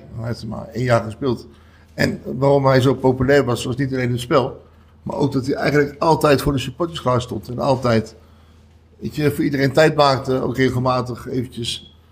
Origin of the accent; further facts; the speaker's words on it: Utrecht, Netherlands; Ik kom uit Utrecht, ben hier geboren, ben hier uh, voor een groot deel opgegroeid